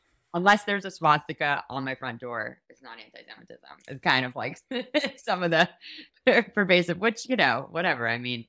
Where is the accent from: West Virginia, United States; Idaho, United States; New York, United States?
New York, United States; Like, growing up in New York, I did not have friends who then went off to serve.